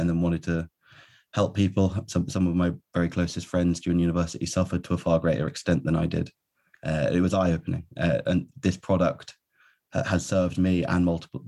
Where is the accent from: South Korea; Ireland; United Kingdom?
United Kingdom; near Cambridge in Suffolk, East of England; also born or lived in London / Birmingham; I was born in London to Irish parents, and then kind of grew up near Cambridge in Suffolk, in kind of the east of England